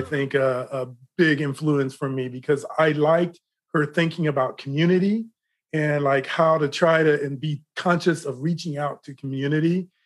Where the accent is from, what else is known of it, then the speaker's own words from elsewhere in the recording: Decatur, Illinois, United States; moved away; also born or lived in Los Angeles; I grew up in Decatur, Illinois.